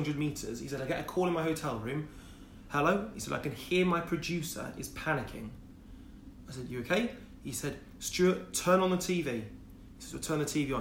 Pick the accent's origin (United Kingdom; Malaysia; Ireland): United Kingdom; Wolverhampton, West Midlands; moved away; also born or lived in Loughborough; I'm a boy from Wolverhampton, single parent family.